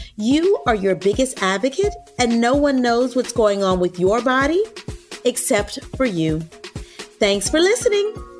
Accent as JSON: {"language": "English", "region": "Louisiana", "country": "United States", "said": "I'm from Louisiana"}